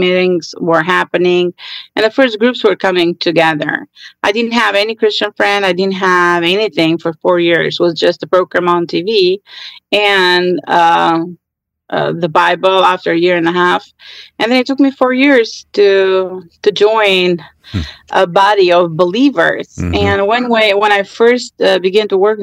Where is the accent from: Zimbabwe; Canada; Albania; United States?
Albania; I grew up in Albania during the communist